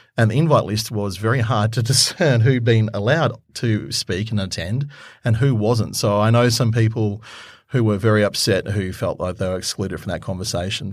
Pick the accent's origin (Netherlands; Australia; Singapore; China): Australia; Queensland; I come from Queensland, so I know that area quite well